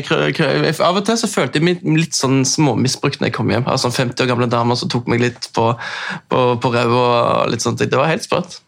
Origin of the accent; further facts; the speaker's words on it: Oslo, Norway; accent: østlands; moved away; jeg har jo snakket østlands, for jeg er oppvokst på, i Oslo.